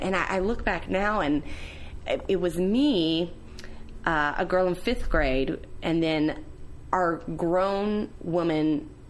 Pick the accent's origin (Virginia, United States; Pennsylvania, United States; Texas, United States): Virginia, United States; Galax; moved away; So I was born and raised in Galax, Virginia, which is a teeny tiny town in the Blue Ridge Mountains, near the border of North Carolina.